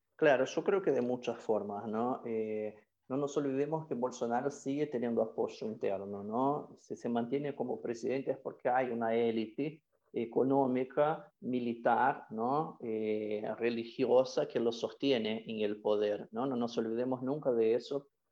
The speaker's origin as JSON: {"language": "Spanish", "country": "Brazil"}